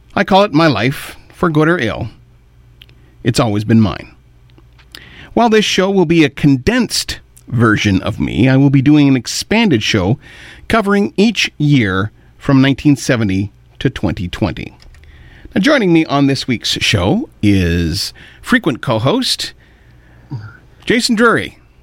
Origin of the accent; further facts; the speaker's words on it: Kitchener, Ontario, Canada; also born or lived in Pembroke, Ontario / Ottawa, Ontario; From there, we moved to Kitchener, and I've lived there the rest of my 50 years